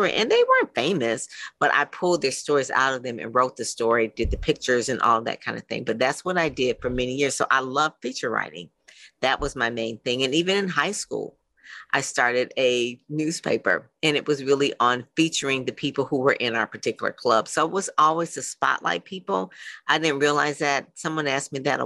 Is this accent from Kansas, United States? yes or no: no; Detroit, Michigan, United States; I grew up in Motown